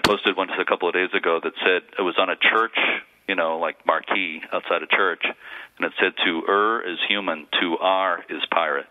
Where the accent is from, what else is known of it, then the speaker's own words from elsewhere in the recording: Lynn, Massachusetts, United States; I grew up in Lynn, Mass, Lynn, Lynn, city of sin